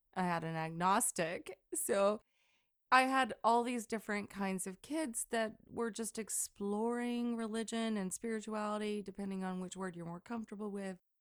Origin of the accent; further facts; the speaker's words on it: Deep South, United States; growing up in the Deep South